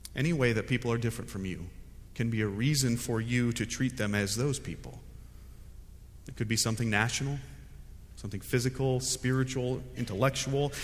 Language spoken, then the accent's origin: English; United States; also born or lived in Fuquay-Varina, North Carolina; I'm an American